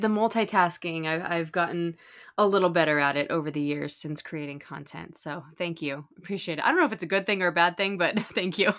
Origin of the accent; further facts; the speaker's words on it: Southern California, United States; I grew up in Southern California, I've been here since I was nine years old